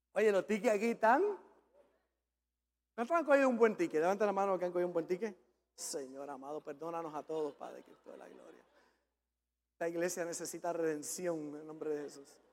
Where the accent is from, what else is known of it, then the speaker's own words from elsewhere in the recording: Puerto Rico; yo como buen macho puertorriqueño